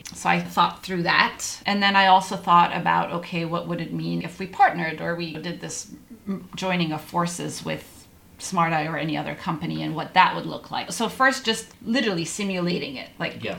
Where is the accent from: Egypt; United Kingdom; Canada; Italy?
Egypt; also born or lived in Middle East; now in United States; As I'm an immigrant, I grew up in the Middle East, Egyptian originally, and we have a lot of immigrants on our team